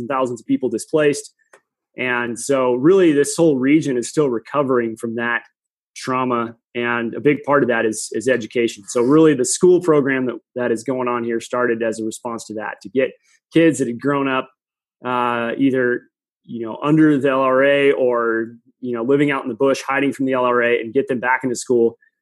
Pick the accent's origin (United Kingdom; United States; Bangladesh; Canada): United States; Pacific Northwest; I grew up in the Pacific Northwest.